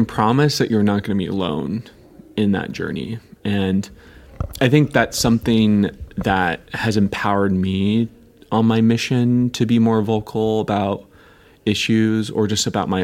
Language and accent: English; Seattle, Washington, United States; I grew up in the Seattle, Washington area